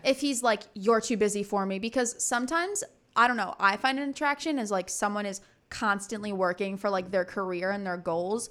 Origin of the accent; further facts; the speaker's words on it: Connecticut, United States; moved away as an adult; I'm from Connecticut